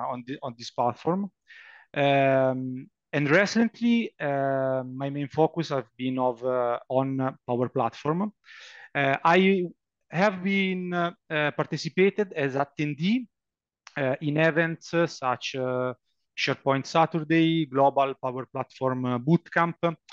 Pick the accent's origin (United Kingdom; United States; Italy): Italy; Lombardy; English is a second language; I come from Italy. I live in a small town near Milan in the north of Italy.